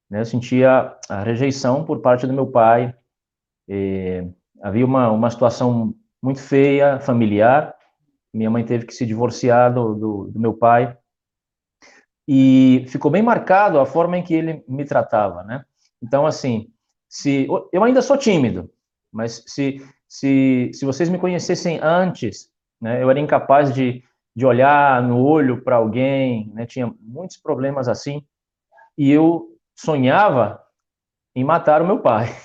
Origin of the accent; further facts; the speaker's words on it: Fortaleza, Ceará, Brazil; accent: mixed; Eu sou, na verdade, eu sou cearense lá de, de Fortaleza. Eu tenho uma mistura de sotaque, porque eu já morei em vários lugares